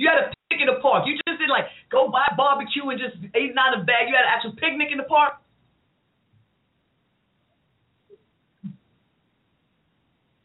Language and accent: English; New York City, New York, United States; I'm from Queens